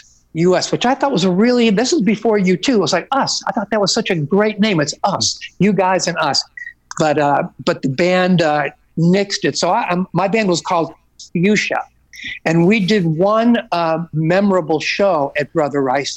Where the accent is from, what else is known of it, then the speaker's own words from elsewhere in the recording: Hometown, Illinois, United States; moved away; growing up in the Oak Lawn Hometown area